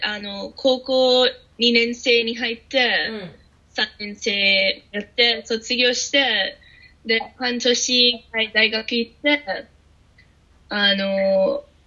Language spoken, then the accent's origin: Japanese; Australia; Japanese is a second language; moved away as an adult; now in Japan; オーストラリアから来てる